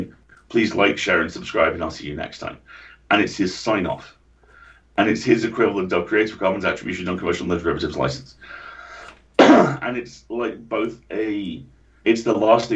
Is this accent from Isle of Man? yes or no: yes; Isle of Man; moved away; I grew up on the Isle of Man